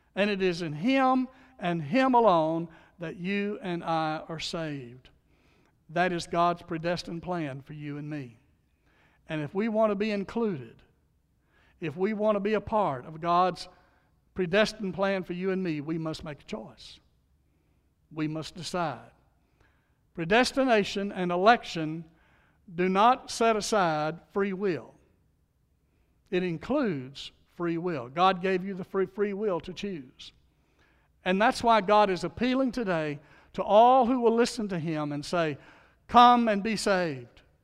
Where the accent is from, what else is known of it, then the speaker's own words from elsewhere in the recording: Louisiana, United States; I was born in Louisiana